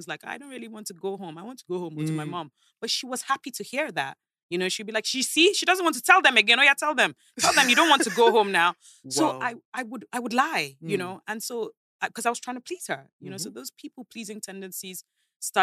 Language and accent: English; London, United Kingdom; now in Lagos, Nigeria; I moved to England when I was 8